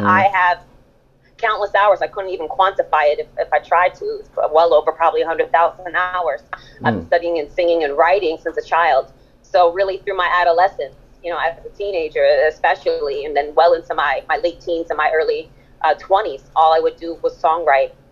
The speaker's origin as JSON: {"language": "English", "town": "Stamford", "region": "Connecticut", "country": "United States", "tie": "born or raised there", "also_born_or_lived": "Berlin, Germany", "first_language": "German", "second_language": "English", "said": "I grew up in Stamford, Connecticut"}